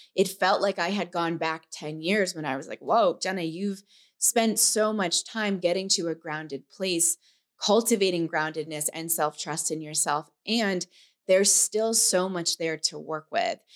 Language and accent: English; New York, United States; moved away; we were in New York in my hometown